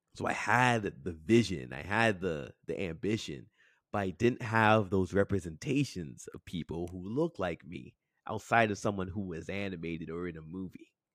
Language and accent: English; Toronto, Ontario, Canada; I grew up in Scarborough, Ontario, um, born and raised, um, in a neighborhood called Crescent Town.